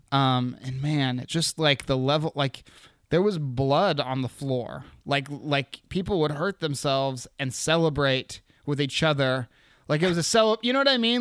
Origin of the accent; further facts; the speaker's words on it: Anchorage, Alaska, United States; also born or lived in Seattle; I was born in Anchorage.